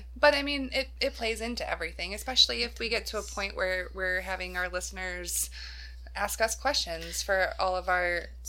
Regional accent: the South, United States; accent: southern; my southern accent comes out when I've been drinking.

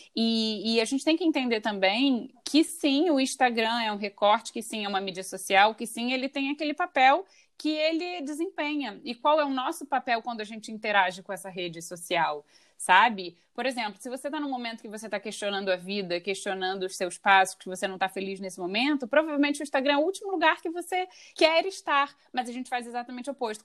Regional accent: Rio de Janeiro, Brazil; moved away; Nós duas somos cariocas, nós duas somos do Rio de Janeiro

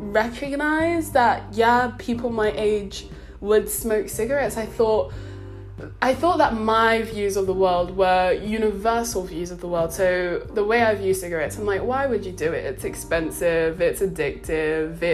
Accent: London, United Kingdom; moved away as an adult; I was born and raised in London, I thought, I'm a city girl

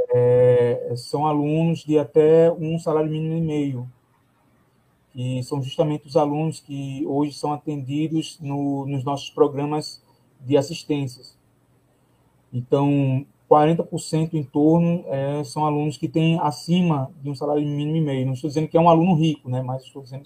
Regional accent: Palmares, Pernambuco, Brazil; eu sou de Palmares

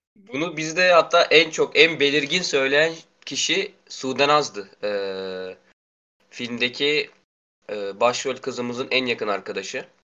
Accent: Karabük Province, Turkey; now in Karasu, Turkey; ben buralı değilim, Karabüklüyüm. Ee, babamın işinden dolayı buradayız biz.

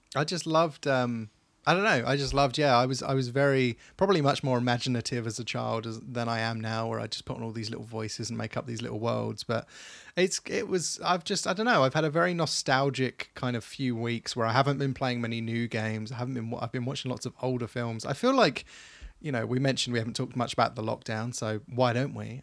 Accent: England, United Kingdom; I love being English, I love being British

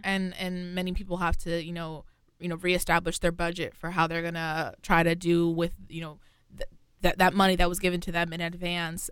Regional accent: New York, United States; I'm from New York specifically

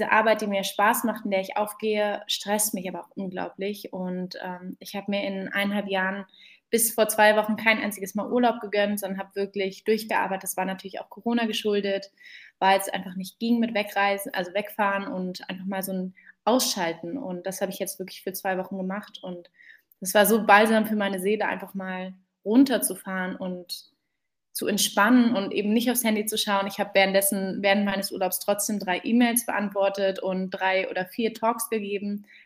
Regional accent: Berlin, Germany; born there; Gebürtige Berlinerin und bin Gründerin von Fementor

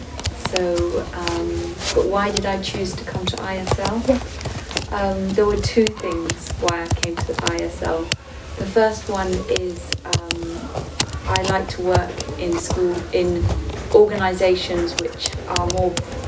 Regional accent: Uganda; moved away as an adult; now in Switzerland; I grew up in Uganda, in East Africa, and I wanted to try and work somewhere in Europe, and Switzerland was the first job that I got.

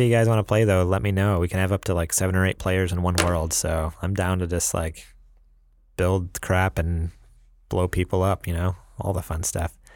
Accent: New York, United States; moved away; I Talk Funny, 'cause I'm from New York

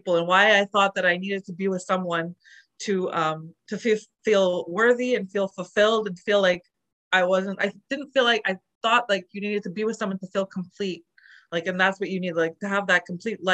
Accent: Montreal, Quebec, Canada; moved away as an adult; also born or lived in Calgary; I'm originally from Montreal, but I was in Calgary just trying to live my life

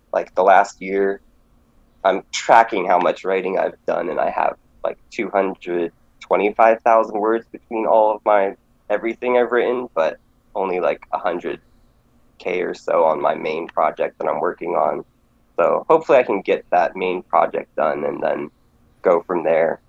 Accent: Alaska, United States; now in Lancaster, United States; I grew up in Alaska, so I'm uh, from the last frontier

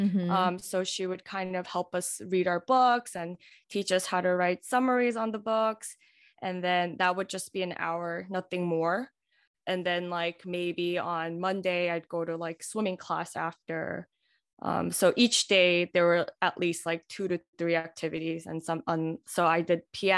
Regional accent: New York City, New York, United States; also born or lived in Alabama; now in Long Island, United States; I'm from Queens, New York.

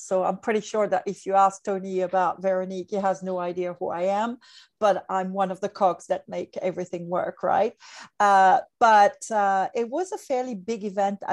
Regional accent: France; English is a second language; moved away as an adult; also born or lived in Hong Kong; now in Asia; I'm from France

